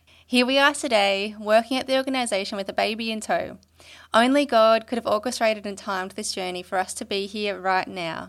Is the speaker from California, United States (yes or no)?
no; Houston, Texas, United States; also born or lived in Indochina; I was born in Indochina, but grew up in Houston, Texas, and had a Buddhist upbringing.